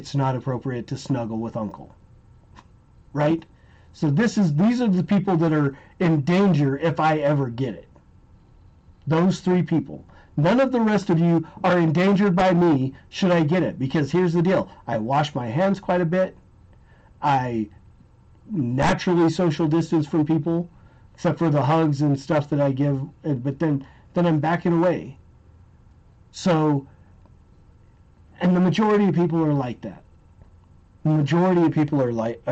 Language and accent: English; United States; we as the American people